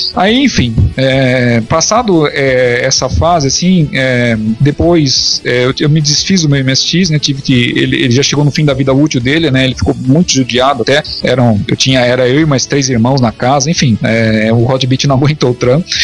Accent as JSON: {"language": "Portuguese", "region": "São Paulo", "country": "Brazil", "said": "Eu sou de São Paulo"}